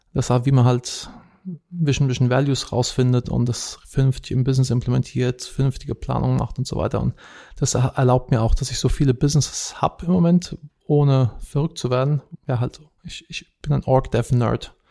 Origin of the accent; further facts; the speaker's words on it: Wiesbaden, Hesse, Germany; moved away as an adult; now in United States; Ich bin ursprünglich aus Wiesbaden, bin aber schon seit 2009 nicht mehr in Deutschland.